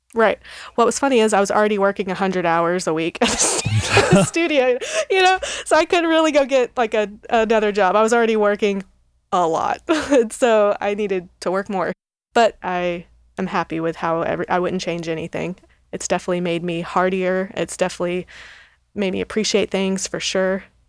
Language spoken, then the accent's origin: English; Texas, United States; moved away as an adult; now in Nashville, United States; I grew up in Texas